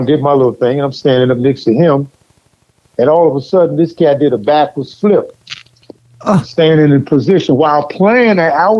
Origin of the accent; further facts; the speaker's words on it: New Orleans, Louisiana, United States; also born or lived in California; I grew up in the Garden District.